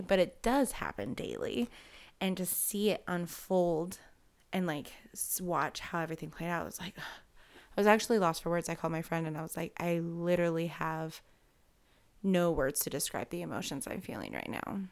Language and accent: English; Galva, Illinois, United States; I'm from Galva, so I am not from Kewanee.